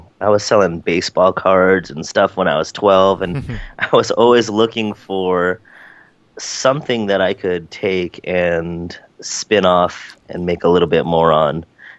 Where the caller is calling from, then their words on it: San Francisco, California, United States; Today I'm in rainy and foggy San Francisco, California.